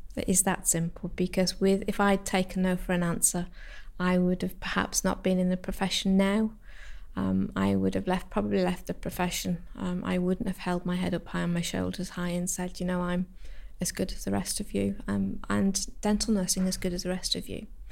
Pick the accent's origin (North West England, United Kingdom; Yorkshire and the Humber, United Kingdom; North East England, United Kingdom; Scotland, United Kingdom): North West England, United Kingdom; the Lake District; moved away; I'm from the Lake District originally